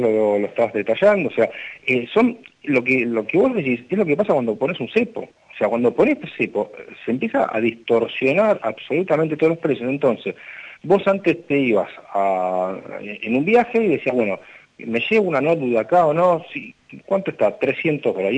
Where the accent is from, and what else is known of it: Argentina